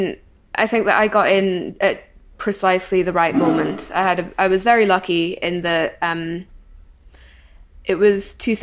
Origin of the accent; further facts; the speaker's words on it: Newcastle upon Tyne, North East England, United Kingdom; now in Scotland; I grew up in Newcastle upon Tyne, well, just outside of Newcastle upon Tyne, but I've spent the past 10 years in Scotland, so that's why I have a slightly weird accent.